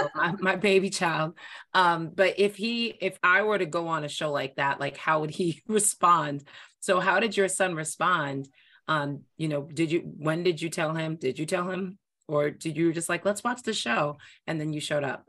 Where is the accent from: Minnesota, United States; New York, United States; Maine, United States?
New York, United States; now in Boston, United States; I'm from New York. Um, and I, and I basically, and I live in Boston.